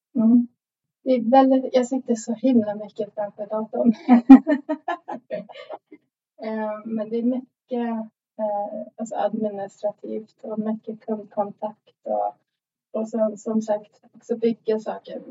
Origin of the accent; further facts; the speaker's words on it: Sweden; now in Stockholm, Sweden; jag kom till Sverige när jag var sju år gammal